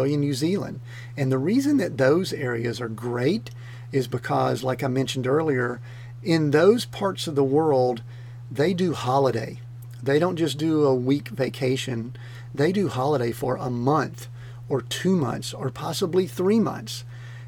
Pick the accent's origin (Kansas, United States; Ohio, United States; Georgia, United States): Georgia, United States; moved away; we're originally from Georgia